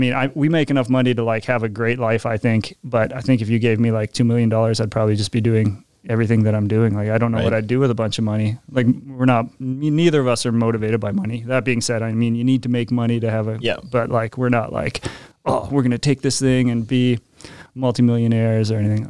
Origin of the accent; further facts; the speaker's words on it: Regina, Saskatchewan, Canada; I'm born and raised in Regina